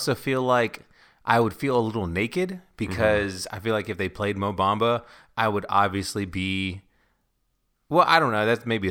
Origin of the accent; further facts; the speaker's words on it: Nigeria; thinking that we're West Indian instead of Nigerian, and also not knowing that English is the main language in Nigeria.